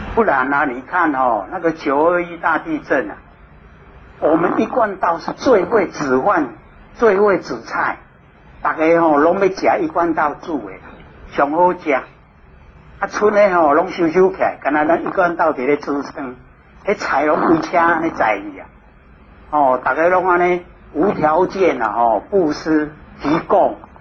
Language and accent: Chinese; Taiwan; 我们台湾人